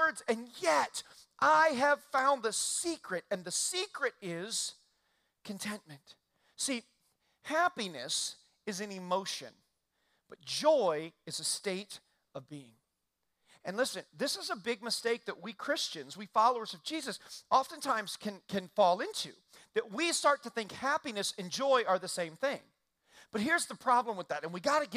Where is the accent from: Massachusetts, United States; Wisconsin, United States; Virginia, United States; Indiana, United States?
Indiana, United States; I grew up in Indiana